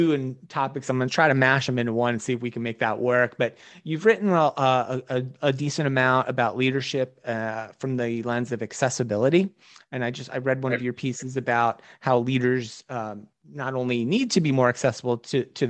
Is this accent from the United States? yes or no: yes; New Jersey, United States